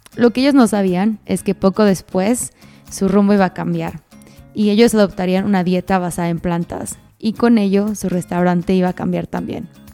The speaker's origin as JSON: {"language": "Spanish", "country": "Mexico", "said": "como mexicana"}